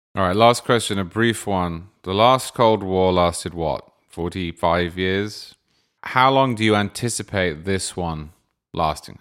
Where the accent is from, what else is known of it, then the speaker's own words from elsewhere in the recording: United Kingdom; now in Florida, United States; I grew up in Britain